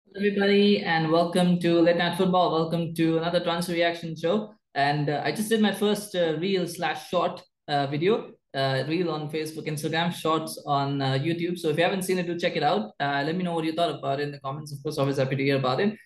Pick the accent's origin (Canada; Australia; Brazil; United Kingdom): Canada; I'm Canadian